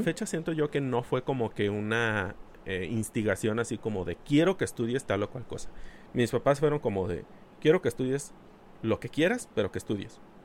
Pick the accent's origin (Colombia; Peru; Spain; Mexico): Mexico; nosotros como cultura mexicana